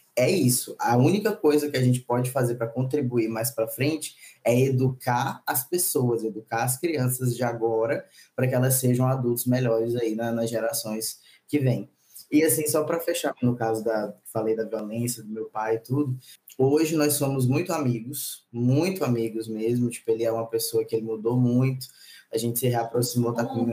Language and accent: Portuguese; Maranhão, Brazil; also born or lived in São Luís / Brasília / Belo Horizonte / São Paulo; Eu sou nordestino, nascido e criado